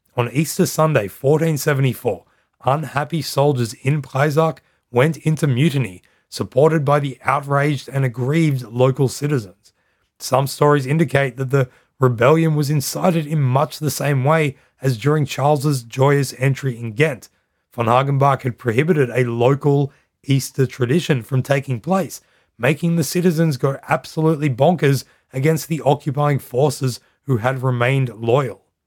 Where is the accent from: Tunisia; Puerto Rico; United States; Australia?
Australia; now in Netherlands; I'm Australian and I live in the Netherlands.